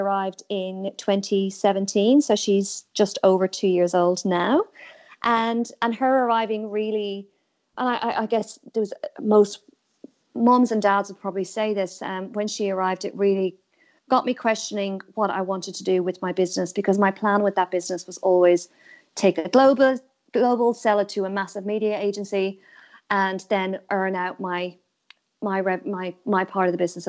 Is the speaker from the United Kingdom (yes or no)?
no; Ireland; moved away as an adult; now in Australia; I'm obviously originally from Ireland and I've been in Australia for 10 years